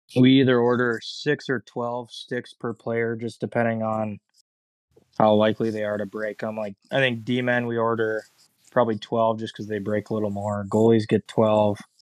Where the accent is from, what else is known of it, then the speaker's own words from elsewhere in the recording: Mankato, Minnesota, United States; I'm from Mankato, so parents live about ten minutes away from where I'm at.